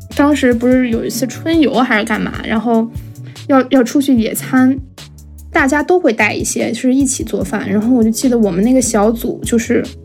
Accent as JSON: {"language": "Chinese", "region": "Beijing", "country": "China", "tie": "born or raised there", "said": "二零零一年出生的，今年二十，我从小在海淀长大"}